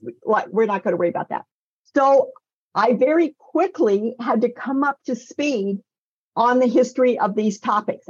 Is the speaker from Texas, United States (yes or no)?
no; Northern California, United States; when I was a kid growing up in Northern California